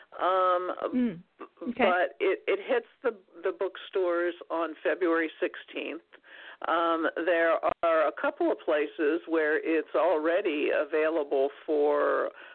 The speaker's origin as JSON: {"language": "English", "town": "Carlisle", "region": "Pennsylvania", "country": "United States", "tie": "born or raised there", "said": "Carlisle, Pennsylvania, my hometown"}